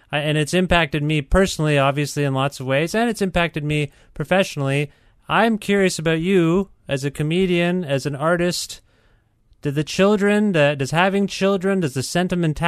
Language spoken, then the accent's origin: English; Kitchener, Ontario, Canada; I was born in Kitchener, Ontario